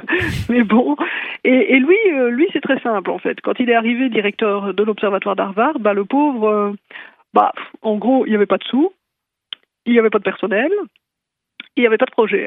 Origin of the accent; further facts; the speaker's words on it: Belgium